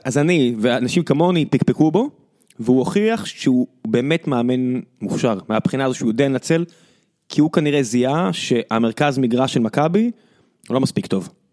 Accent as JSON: {"language": "Hebrew", "country": "Israel", "said": "אנחנו ישראלים"}